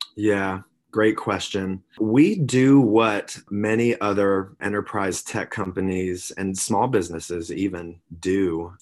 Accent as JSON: {"language": "English", "region": "South Carolina", "country": "United States", "tie": "born or raised there", "moved": "yes", "lives_now": "Sausalito, United States", "said": "I was born and raised on the East Coast in South Carolina, small town. I'm, I mean, I'm a Southern gent at heart"}